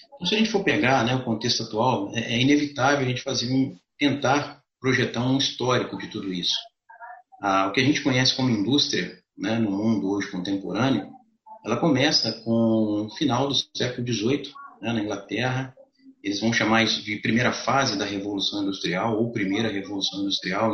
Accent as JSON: {"language": "Portuguese", "town": "Juiz de Fora", "region": "Minas Gerais", "country": "Brazil", "said": "eu sou de Juiz de Fora"}